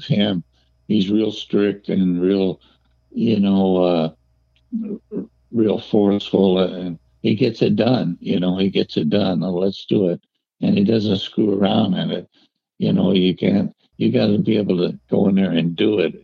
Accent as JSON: {"language": "English", "town": "Detroit", "region": "Michigan", "country": "United States", "tie": "born or raised there", "said": "I grew up in Detroit, and that's where I met …"}